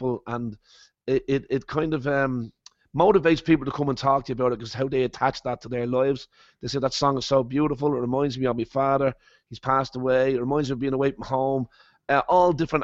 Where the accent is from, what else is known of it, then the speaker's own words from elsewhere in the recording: Ireland; moved away as an adult; also born or lived in Copenhagen / Las Vegas; I love being from Ireland, and I love being Irish